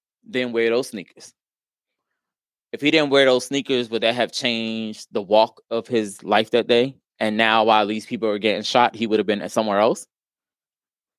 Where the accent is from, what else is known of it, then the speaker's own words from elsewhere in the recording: New York City, New York, United States; I grew up in New York City. So the Bronx